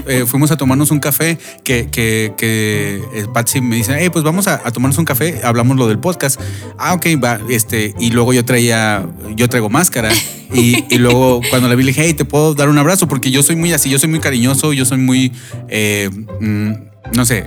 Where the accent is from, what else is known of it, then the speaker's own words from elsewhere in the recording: Monterrey, Nuevo León, Mexico; now in Phoenix, United States; donde yo crecí